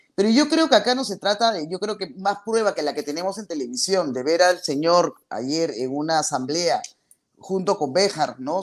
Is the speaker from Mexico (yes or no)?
no; Peru; mi país